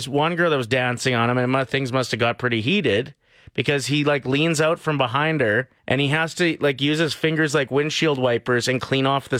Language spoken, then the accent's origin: English; Lloydminster, Canada; moved away; I was close to my hometown in Lloyd